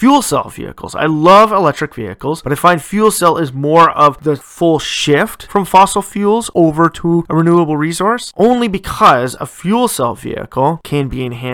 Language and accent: English; Ontario, Canada; my home province of Ontario